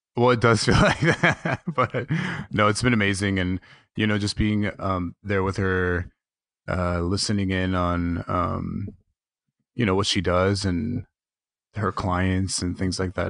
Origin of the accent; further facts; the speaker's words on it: King City, California, United States; also born or lived in Los Angeles; I grew up in King City, which is uh, South County, um, maybe about an hour south of where Carmel is.